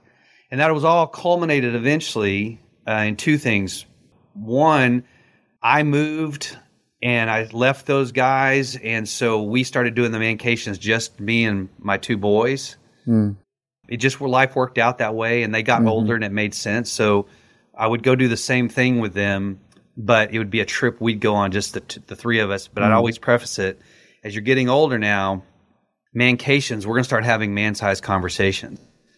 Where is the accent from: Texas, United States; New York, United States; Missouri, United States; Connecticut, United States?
Texas, United States; And that's because I grew up in West Texas, and roadrunners are a feisty little bird, man.